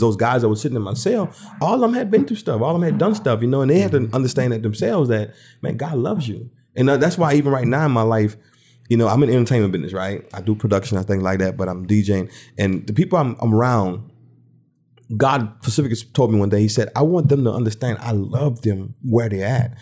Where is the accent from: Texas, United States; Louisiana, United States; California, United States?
Louisiana, United States; Thibodaux; also born or lived in New Orleans, Louisiana; moved out in Thibodeau, Louisiana, and started growing up out there